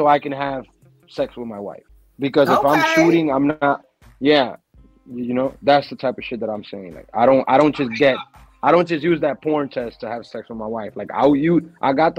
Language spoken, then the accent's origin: English; Dominican Republic; now in New York, United States; I'm Dominican from Dominican Republic.